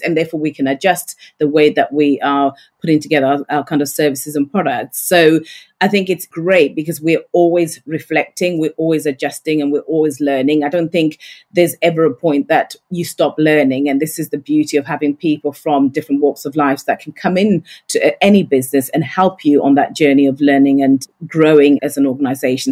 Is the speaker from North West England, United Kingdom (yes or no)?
no; Yorkshire and the Humber, United Kingdom; I'm a Yorkshire lass